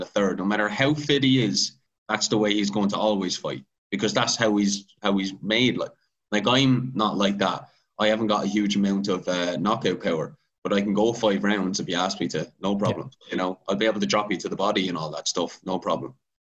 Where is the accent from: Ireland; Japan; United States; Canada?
Ireland; we're Irish.